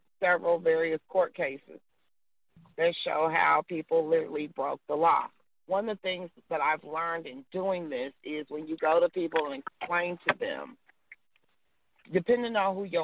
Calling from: Missouri, United States; I am calling from Missouri

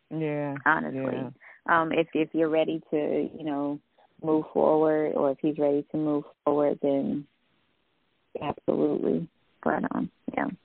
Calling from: Alabama, United States; I'm calling from Alabama.

